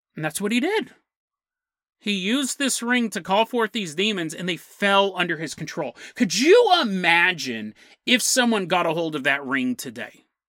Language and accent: English; United States; I'm from America